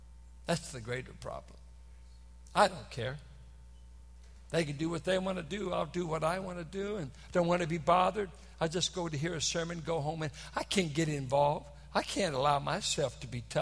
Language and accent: English; San Francisco Bay Area, California, United States; I'm from the San Francisco Bay Area